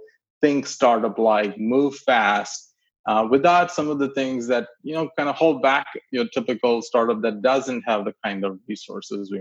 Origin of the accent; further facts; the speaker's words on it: India; moved away as an adult; also born or lived in Clemson; I grew up in India, middle class family. My dad was working in the railways, and that means he was building tracks in places that were pretty remote. So kept moving around